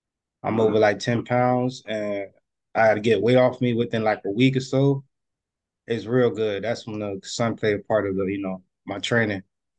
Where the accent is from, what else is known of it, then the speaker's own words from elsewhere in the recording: New Jersey, United States; I'm from North New Jersey.